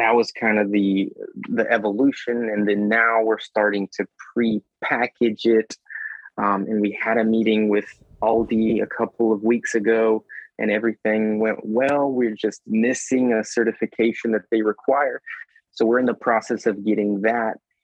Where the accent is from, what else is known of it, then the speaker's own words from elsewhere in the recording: Mexico; moved away; I'm from Mexico, born in Mexico